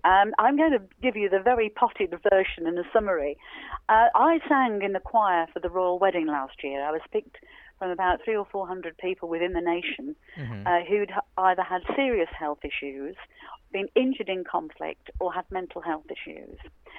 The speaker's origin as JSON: {"language": "English", "town": "Wolverhampton", "region": "West Midlands", "country": "United Kingdom", "tie": "born or raised there", "said": "I'm always happy to talk to the people of Wolverhampton, Jason. That's my hometown, as I said."}